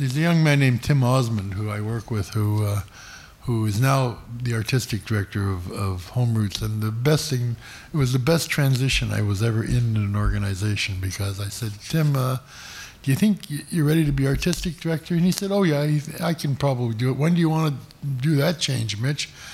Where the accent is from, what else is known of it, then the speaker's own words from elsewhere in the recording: Toronto, Ontario, Canada; I was born on Yorkville Avenue, which is in the old Mount Sinai Hospital, which is became Yorkville Village. And I grew up on Major Street, which is not too far from here